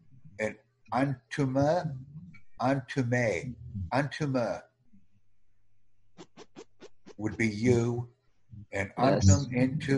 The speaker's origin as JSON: {"language": "English", "country": "United States", "said": "I'm from the United States."}